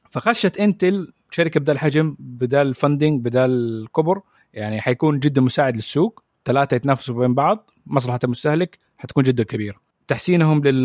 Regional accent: Saudi Arabia; عندنا في السعوديه

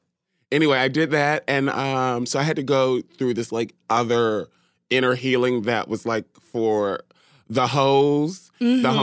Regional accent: Long Island, New York, United States; moved away; also born or lived in Virginia / Kansas City; I born and raised in Long Island, New York. So Roosevelt, Hempstead, Freeport, all of that.

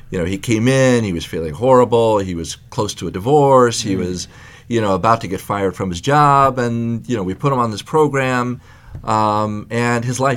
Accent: Libya; Then for a while, we went to Europe. Um, then I'm originally from Libya

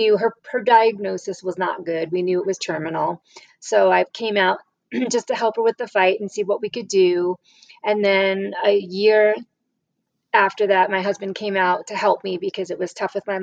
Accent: New York, United States; also born or lived in Massachusetts / New Hampshire / Rhode Island; now in Las Cruces, United States; I grew up in New York

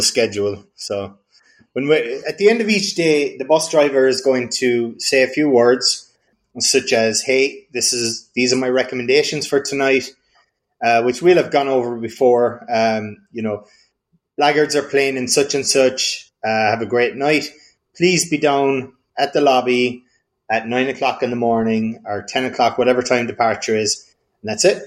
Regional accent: Kerry, Munster, Ireland; I'm from Kerry

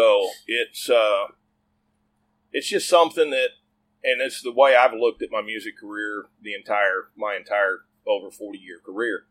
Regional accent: Tulsa, Oklahoma, United States; accent: cross Okie Texan; moved away; also born or lived in Dallas, Texas; we're both from Tulsa

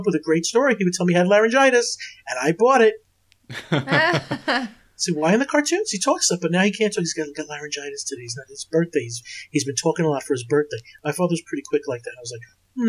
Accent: New York, United States; as a kid growing up in New York

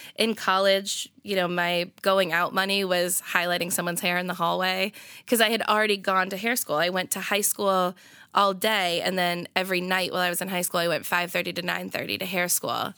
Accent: Marlborough, Massachusetts, United States; moved away as an adult; also born or lived in Providence; I'm from, uh, Marlborough. Yeah, so, like, twenty minutes outside of Boston

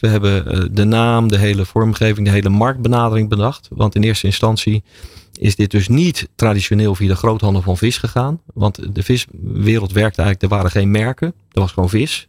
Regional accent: Rotterdam, South Holland, Netherlands; Ik ben ooit in Rotterdam geboren.

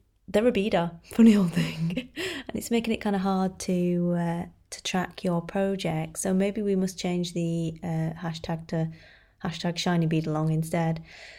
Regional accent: United Kingdom; obviously we do have to discuss the weather at great length, being British and all.

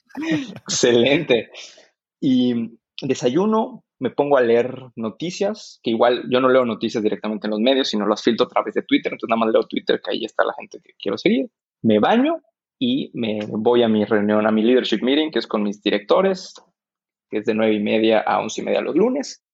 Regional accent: Mexico

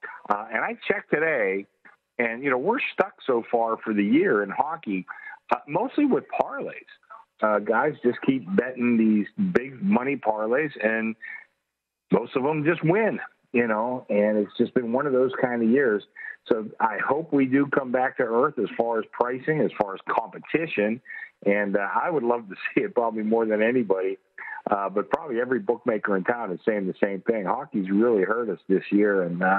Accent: Pittsburgh, Pennsylvania, United States; I grew up in Pittsburgh.

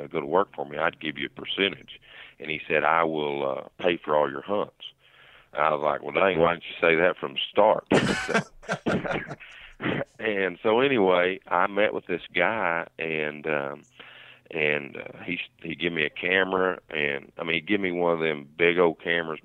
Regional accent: Lincoln County, Oklahoma, United States; I grew up right here in Lincoln County, Oklahoma

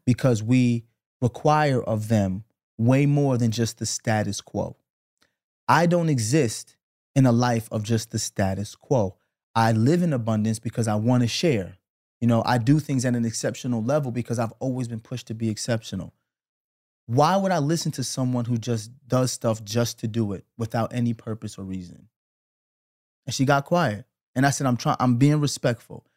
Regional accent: New York City, New York, United States; also born or lived in Flatbush, Brooklyn; we grew up together in Canarsie

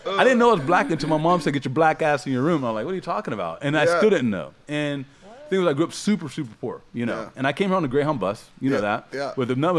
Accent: Ohio, United States; I grew up in Ohio where I didn't know I was black.

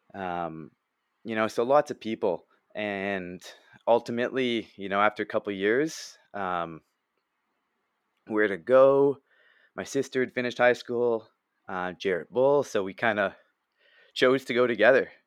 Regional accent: Canada; I played hockey growing up in Canada and lacrosse

